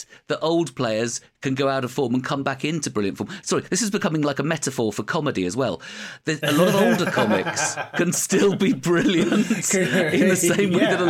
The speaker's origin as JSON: {"language": "English", "town": "Ealing", "region": "London", "country": "United Kingdom", "tie": "born or raised there", "said": "Yeah, I grew up in Ealing"}